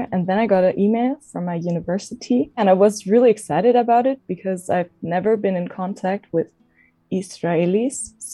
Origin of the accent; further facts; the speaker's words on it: Munich, Bavaria, Germany; I'm 25 years also old. I'm from Germany, from Munich.